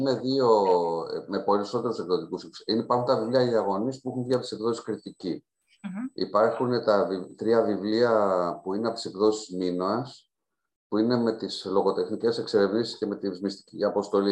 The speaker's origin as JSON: {"language": "Greek", "area": "Roumeli", "region": "Central Greece", "country": "Greece"}